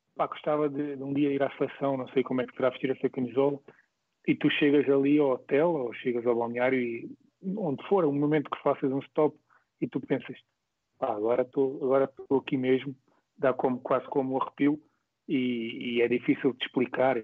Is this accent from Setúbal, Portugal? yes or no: yes; Moita, Setúbal, Portugal; foi onde eu cresci, foi onde eu comecei